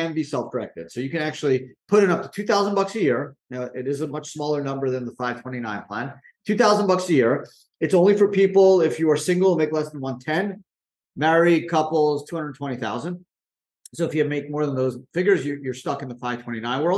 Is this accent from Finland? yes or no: no; Canada; moved away as an adult; now in United States; I grew up in Canada